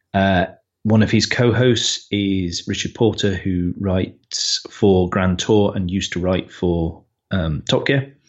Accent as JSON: {"language": "English", "country": "United Kingdom", "said": "we're British"}